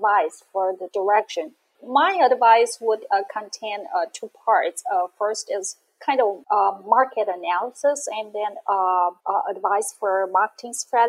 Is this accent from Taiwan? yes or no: yes; Taiwan; my hometown is the second largest city in Taiwan